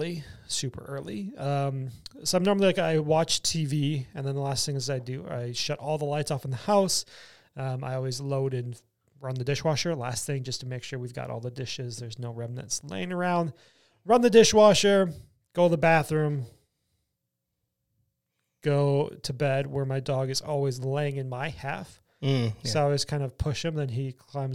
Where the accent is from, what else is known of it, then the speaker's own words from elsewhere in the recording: Wisconsin, United States; I'm from Wisconsin